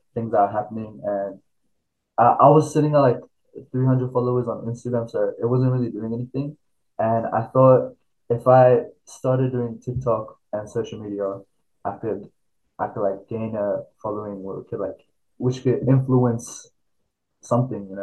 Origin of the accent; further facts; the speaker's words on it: Sydney, New South Wales, Australia; also born or lived in Xinjiang, China; So I moved from Xinjiang or China for when I was 4. I came to Australia by plane, not by boat. And we were living in Sydney. So I grew up in Sydney